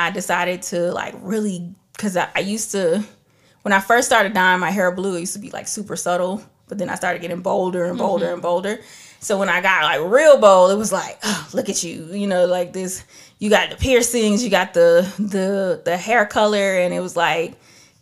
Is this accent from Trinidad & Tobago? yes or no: yes; Trinidad & Tobago; I'm from Trinidad, so we have calypso, we got reggae, we have all of that. I grew up listening and hearing so many different types of music